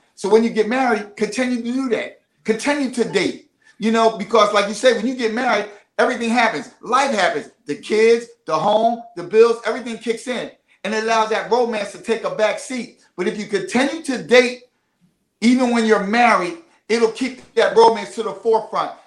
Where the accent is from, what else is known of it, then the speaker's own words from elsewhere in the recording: Philadelphia, Pennsylvania, United States; I'm from the city of brotherly love and sisterly affection